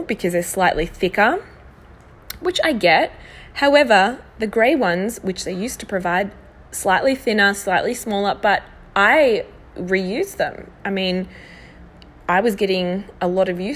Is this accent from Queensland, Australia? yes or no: no; Melbourne, Victoria, Australia; Newly married, we're from Melbourne, Australia